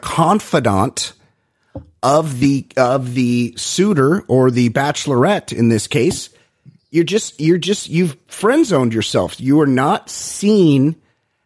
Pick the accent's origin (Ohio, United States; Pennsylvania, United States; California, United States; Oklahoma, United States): California, United States; Costa Mesa; everybody knows I'm from Costa Mesa